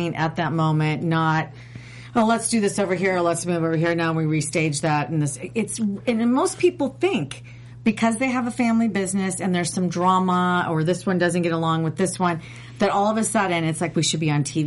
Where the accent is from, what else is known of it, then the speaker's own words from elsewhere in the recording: Minnesota, United States; I grew up in Minnesota, and I grew up fishing